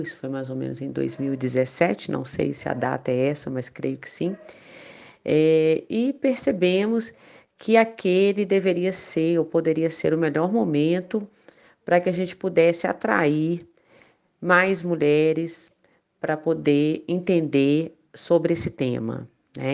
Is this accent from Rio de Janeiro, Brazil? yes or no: no; Belo Horizonte, Minas Gerais, Brazil; eu sou daqui de Belo Horizonte, Minas Gerais